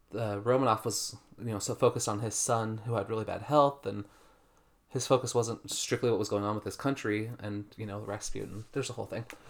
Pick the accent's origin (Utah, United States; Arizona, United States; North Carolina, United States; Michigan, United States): Utah, United States; I've born and raised in America, in Utah.